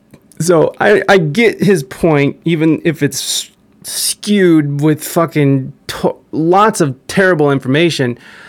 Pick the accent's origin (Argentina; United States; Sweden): Sweden; I'm from Sweden.